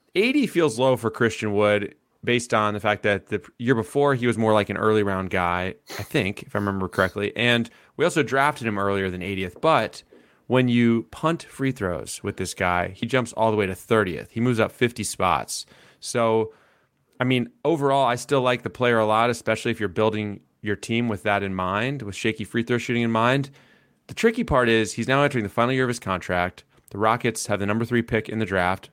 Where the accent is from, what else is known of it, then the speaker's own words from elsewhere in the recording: Atlanta, Georgia, United States; a kid who grew up in Atlanta